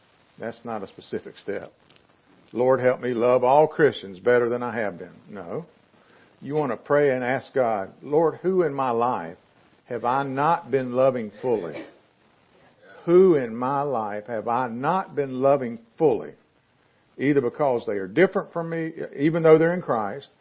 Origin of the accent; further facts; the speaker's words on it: the South, United States; I'm a Southerner